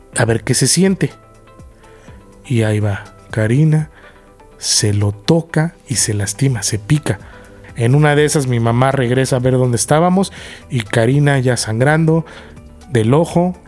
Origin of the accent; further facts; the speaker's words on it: Querétaro, Mexico; moved away; also born or lived in Mexico City; De niño, cuando yo en Querétaro, nos íbamos a San Miguel de Allende o a Tequisquiapan y montaba caballos